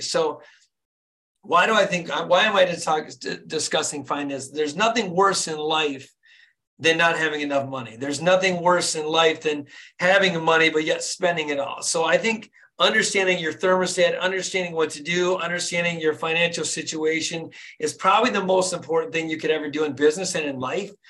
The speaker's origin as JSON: {"language": "English", "town": "Flint", "region": "Michigan", "country": "United States", "tie": "born or raised there", "said": "born and raised in Flint, Michigan."}